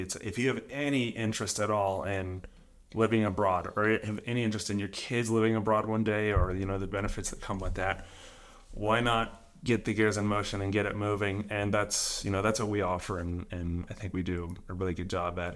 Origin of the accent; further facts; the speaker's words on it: just outside of Atlanta, Georgia, United States; moved away as an adult; now in Italy; I'm from just outside of Atlanta, Georgia, in the U S.